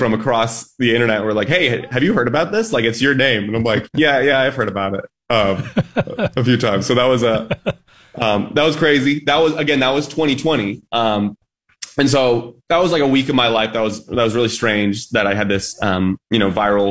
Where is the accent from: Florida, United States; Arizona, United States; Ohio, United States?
Arizona, United States; Phoenix; now in Tucson, United States; I'm from Phoenix, Arizona. I went to school in Tucson, and that's where I currently reside